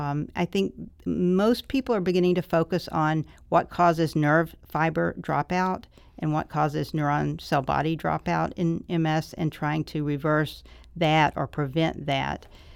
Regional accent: Mobile, Alabama, United States; No, I'm from Alabama.

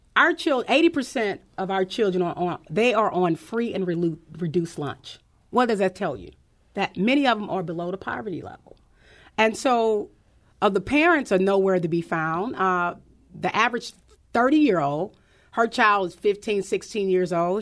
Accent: St. Louis, Missouri, United States; I grew up in Doris Webby Housing Projects.

